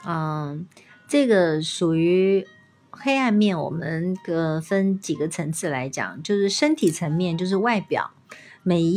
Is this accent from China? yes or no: yes; China; 我们中国人的肢体是比较僵硬的。